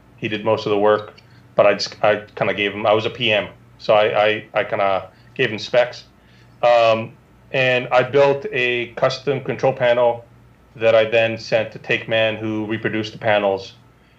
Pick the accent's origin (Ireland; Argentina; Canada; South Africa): Canada; moved away; also born or lived in Israel; I'm Canadian